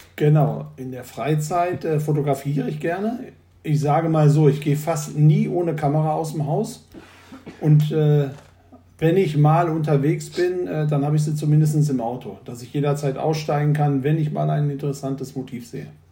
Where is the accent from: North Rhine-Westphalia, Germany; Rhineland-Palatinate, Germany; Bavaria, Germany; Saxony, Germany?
North Rhine-Westphalia, Germany; the Ruhr; ich bin äh, in Nordrhein-Westfalen geboren und äh, im Pott. Und äh, den liebe ich auch.